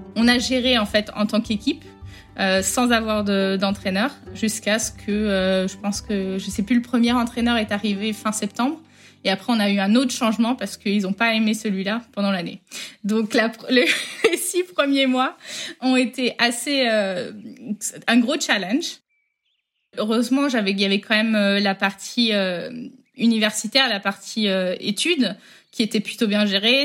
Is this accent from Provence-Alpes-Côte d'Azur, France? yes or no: no; Rennes, Brittany, France; moved away as an adult; also born or lived in United States; Je suis de Rennes à la base. Ma vie euh, en grandissant, donc euh, en Bretagne.